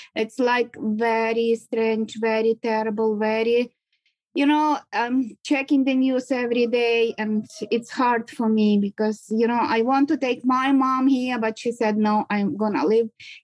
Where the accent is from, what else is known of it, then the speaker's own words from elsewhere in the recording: Vinnytsia, Vinnytsia Oblast, Ukraine; English is a second language; moved away; I'm from Ukraine. And actually, I lived in Vinnytsia City, like not far away from Kyiv